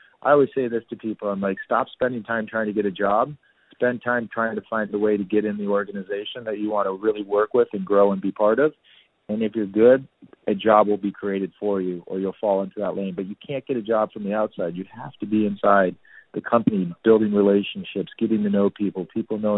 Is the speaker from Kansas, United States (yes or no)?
no; Danville, California, United States; now in New York City, United States; I grew up in a really cool suburb in Northern California called Danville.